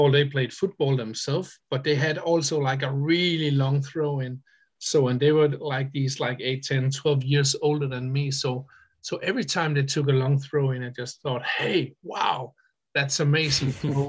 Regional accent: Denmark; I'm coming from Denmark

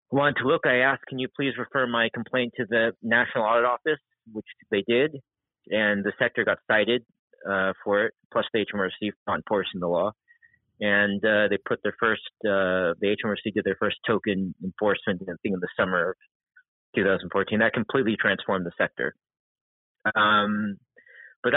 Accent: United States; now in United Kingdom; I'm American

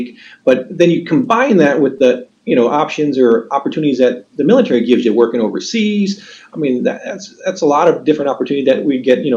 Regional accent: Southern California, United States; now in Ohio, United States; I'm from Southern California

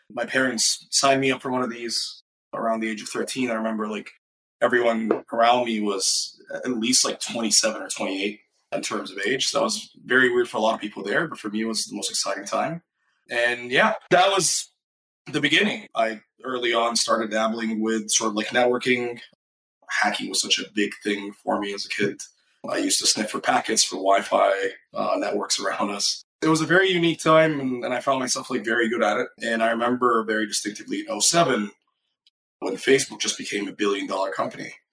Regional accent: Cairo, Cairo Governorate, Egypt; moved away; also born or lived in Minnesota; I grew up in Cairo, Egypt. My entire life, I was born and raised there.

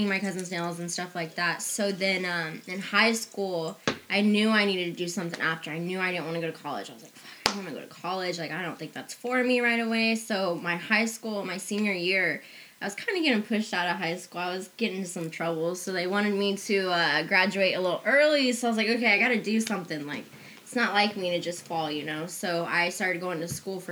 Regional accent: Garden City, Kansas, United States; moved away; my hometown, Garden City, Kansas

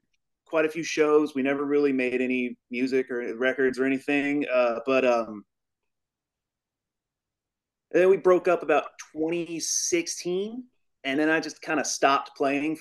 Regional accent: Louisville, Kentucky, United States; I'm from Louisville, Kentucky.

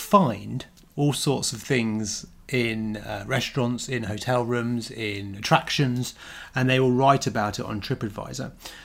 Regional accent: Southend-on-Sea, East of England, United Kingdom; moved away; also born or lived in London; I was born in Southend.

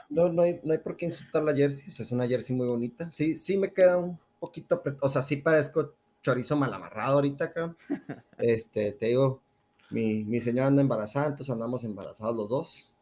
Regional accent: Ciudad Juárez, Chihuahua, Mexico; no tengo un acento regio entonces, este, dirán, ¿qué onda con este, con este güey? Yo soy de Ciudad Juárez, Chihuahua

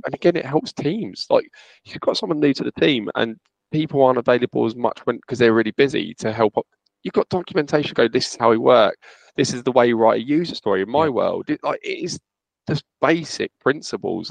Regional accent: Luton, East of England, United Kingdom; I'm from Luton

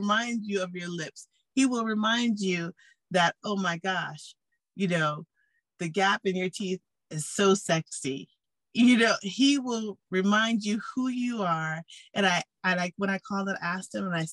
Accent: San Francisco Bay Area, California, United States; moved away as an adult; now in Las Vegas, United States; Born and raised in the San Francisco Bay Area. Go Warriors. I'm a California girl. Just recently moved to Las Vegas last year as I got married

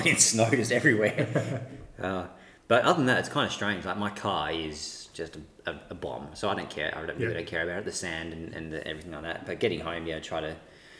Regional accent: Western Australia, Australia; also born or lived in New South Wales; I was born in New South Wales, but I moved to sunny Western Australia when I was like four

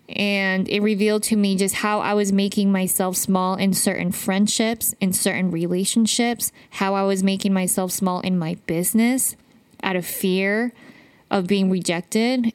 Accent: Utah, United States; I grew up in Utah

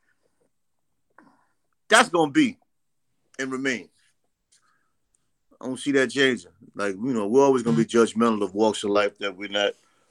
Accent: New York City, New York, United States; I'm from Queens.

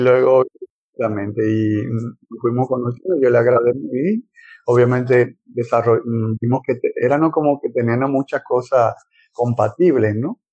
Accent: Dominican Republic; provengo de República Dominicana, no de Dominica

